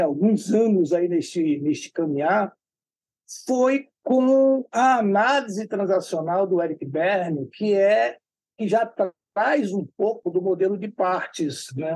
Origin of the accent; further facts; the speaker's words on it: Salvador, Bahia, Brazil; eu sou aqui de Salvador, né, da Bahia, no Brasil